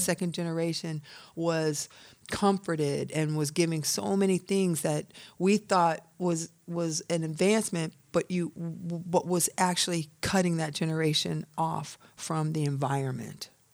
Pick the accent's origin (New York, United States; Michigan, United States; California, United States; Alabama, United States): Michigan, United States; Milan; moved away; also born or lived in Atlanta; I'm from a small country town outside of Ann Arbor called Milan, Michigan. I'm from a hundred and seventy-five acre farm.